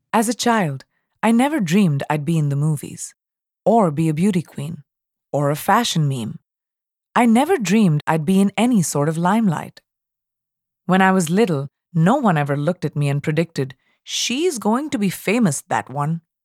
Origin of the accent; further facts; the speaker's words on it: India; accent: Indian English; I was raised in India and speaking Indian English, which is very British sounding.